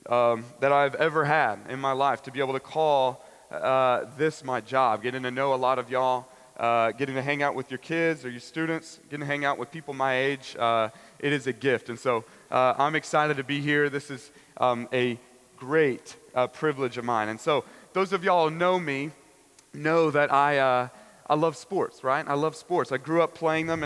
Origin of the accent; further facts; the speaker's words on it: Nashville, Tennessee, United States; also born or lived in Dallas, Texas; I'm from Nashville, Tennessee, the 615, and so I moved and transferred to a school near home